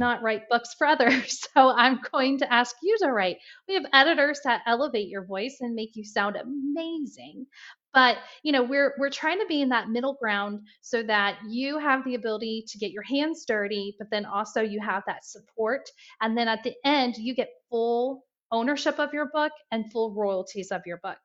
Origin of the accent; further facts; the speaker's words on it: Indiana, United States; now in Ohio, United States; I'm from Indiana, and um, I always tell everyone that I'm a Hoosier that's in the Buckeye State. I'm a proud Hoosier.